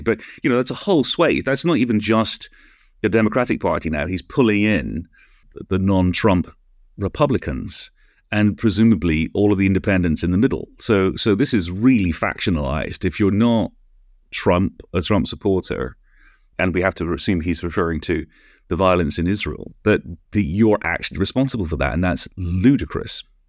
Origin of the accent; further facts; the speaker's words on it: United Kingdom; also born or lived in Canada; I'm British